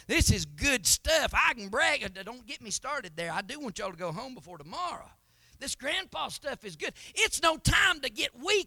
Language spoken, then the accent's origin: English; Knoxville, Tennessee, United States; I was born in Knoxville, Tennessee. I am an American by birth